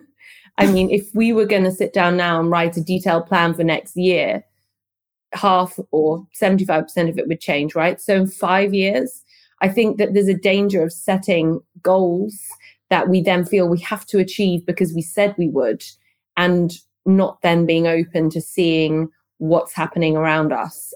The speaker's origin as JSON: {"language": "English", "region": "London", "country": "United Kingdom", "moved": "as an adult", "lives_now": "Berlin, Germany", "said": "I moved from London, where I'm from, to Berlin"}